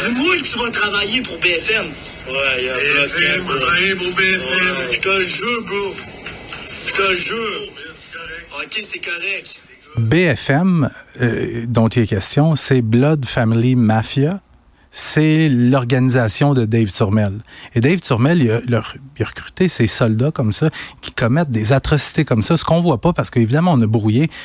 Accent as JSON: {"language": "French", "region": "Quebec", "country": "Canada", "said": "ici, chez nous, au Québec"}